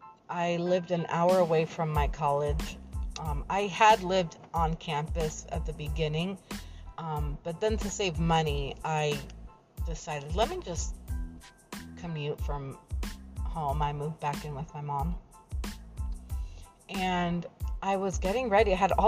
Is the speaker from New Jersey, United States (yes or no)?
yes; New Jersey, United States; born there; now in Florida, United States; I live in Florida. I was born in New Jersey. I am from both places, I say equally, because I've been in both places equal amount of time.